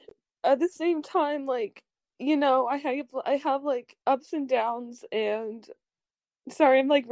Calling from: Bellingham, Washington, United States; Hi, I'm calling in from Bellingham.

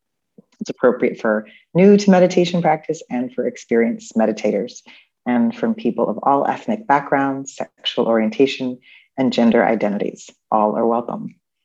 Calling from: Chicago, Illinois, United States; I am Zooming in from Chicago, actually, where I used to live.

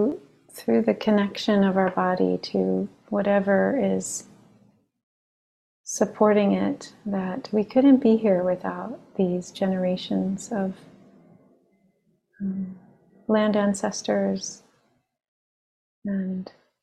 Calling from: Long Island, New York, United States; I'm calling in from Long Island, the land of the Merrick and Munsee Lenape peoples.

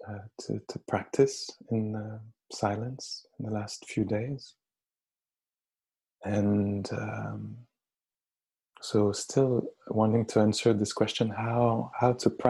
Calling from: Montreal, Quebec, Canada; I'm speaking here from Montreal, who a few hours ago was declared, um, uh, you know, under emergency state

